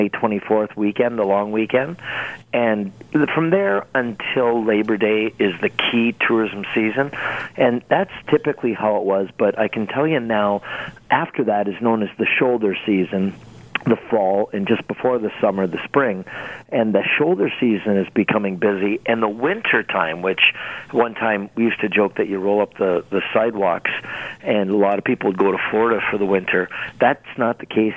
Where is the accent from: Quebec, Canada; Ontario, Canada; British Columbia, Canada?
Ontario, Canada; Niagara Falls; Niagara Falls